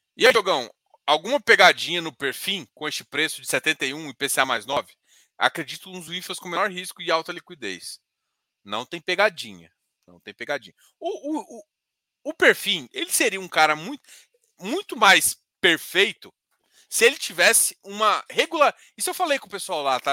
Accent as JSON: {"language": "Portuguese", "region": "Goiás", "country": "Brazil", "said": "eu sou goiano."}